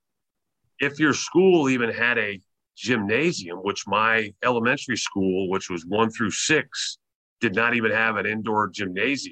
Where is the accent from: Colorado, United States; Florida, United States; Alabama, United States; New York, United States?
Florida, United States; Merritt Island; I was born in Florida, raised in Florida, went to school in Florida, and it was in a small town called Merritt Island